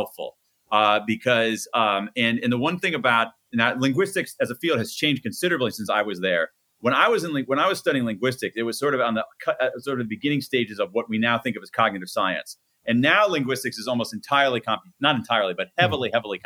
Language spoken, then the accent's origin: English; Columbus, Ohio, United States; born or raised there